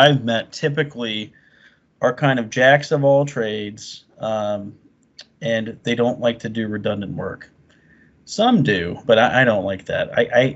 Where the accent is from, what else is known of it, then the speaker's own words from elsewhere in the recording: Florida, United States; when I was growing up in Florida